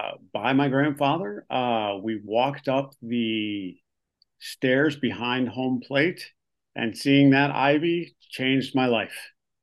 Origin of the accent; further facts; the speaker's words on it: Berwyn, Illinois, United States; I was born in Berwyn. So by birth location, I should probably be a Sox fan.